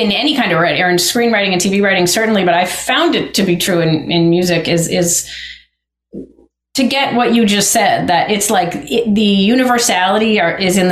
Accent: Lincoln, Massachusetts, United States; I grew up outside Boston in a small town called Lincoln

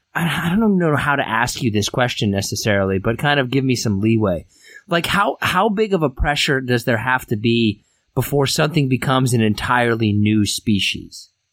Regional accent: Derby, Kansas, United States; We all originated from Derby, Kansas

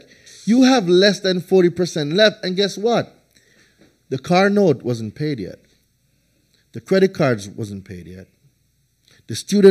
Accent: Jamaica; moved away as an adult; also born or lived in New Hampshire; I'm coming from Jamaica. 20 years of sunshine and rain. Dude, I've never seen snow.

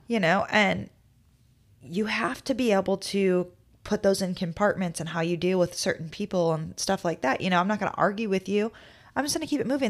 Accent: Midwest, United States; moved away; I'm from the Midwest

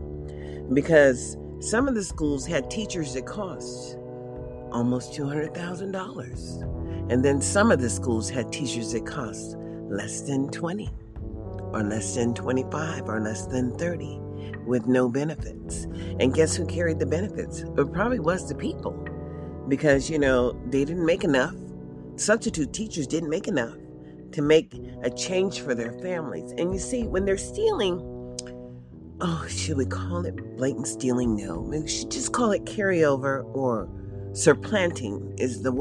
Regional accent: United States; a Black American who is 62 and a woman

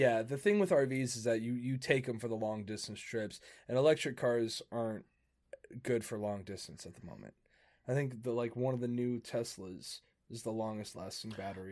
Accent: Florida, United States; also born or lived in Spain; I was just raised here.

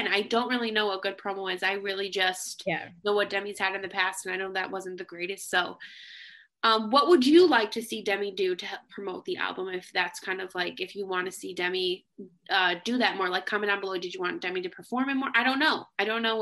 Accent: Connecticut, United States; I'm from Connecticut

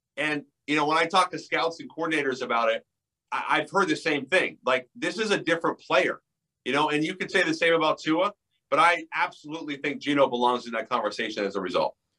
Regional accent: Seattle, Washington, United States; I'm from Seattle

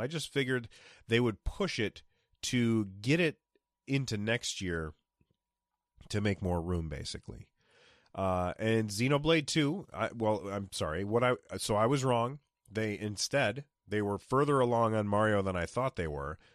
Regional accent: United States; being an American.

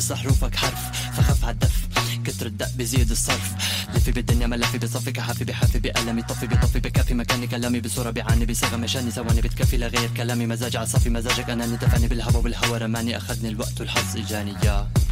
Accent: Syria; moved away as an adult; now in Istanbul, Turkey; من من سوريا أنا كنا جروب نغني راب

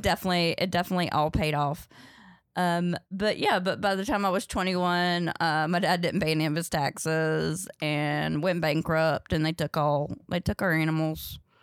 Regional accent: Ridgemont, North Carolina, United States; also born or lived in Chicago; now in New York, United States; I grew up in Ridgemont, North Carolina, uh, but nobody knows where that is, so I say Durham, 'cause it's Durham County

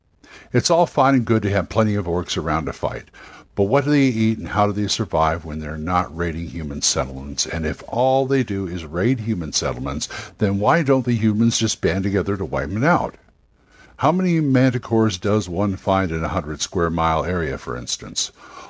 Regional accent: Los Angeles, California, United States; moved away; I'm a Californian boy myself. I'm from L.A., and I get real homesick

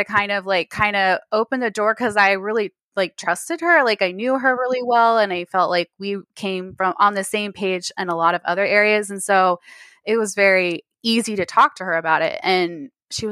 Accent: Texas, United States; I'm in Texas

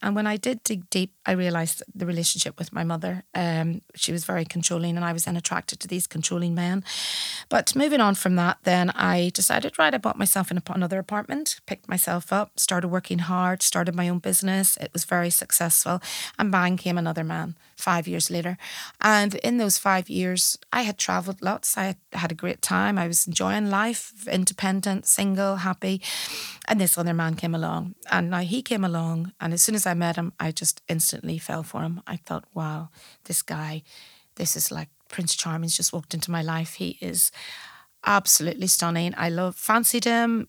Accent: Belfast, Northern Ireland, United Kingdom; moved away as an adult; also born or lived in Malahide, Ireland; now in Dublin, Ireland; I leave Northern Ireland at the age of forty-eight to come to a new city

